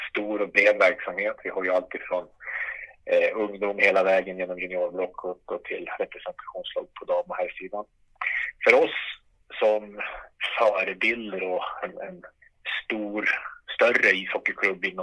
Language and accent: Swedish; Umeå, Västerbotten County, Sweden; moved away as an adult; En 45-åring, eh, eh, född och uppvuxen i eh, Umeå.